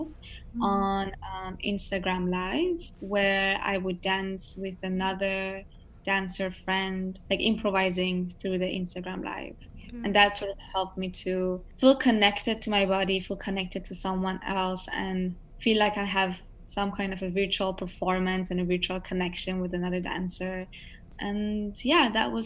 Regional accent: Iran; also born or lived in Hong Kong; now in United States; growing up in Iran, you're surrounded by lots of arts and crafts

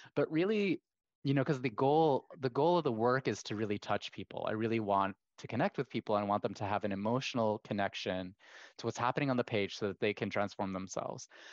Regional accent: Kuwait; as somebody who was half Kuwaiti, half American, growing up in Kuwait

